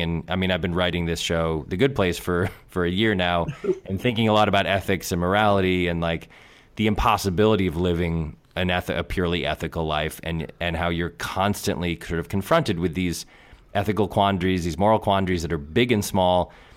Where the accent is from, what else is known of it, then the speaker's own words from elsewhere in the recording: New England, United States; I grew up in New England.